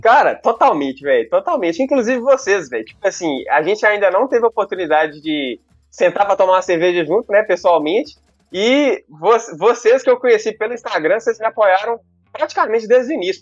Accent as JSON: {"language": "Portuguese", "town": "Teófilo Otoni", "region": "Minas Gerais", "country": "Brazil", "accent": "baiano", "moved": "as an adult", "lives_now": "Belo Horizonte, Brazil", "said": "moro em BH aqui, capital mineira, belíssima cidade, aproximadamente 10 anos, mas na verdade eu sou de Teoflotone, cara, uma pequena e pacata cidade do nordeste de, de Minas"}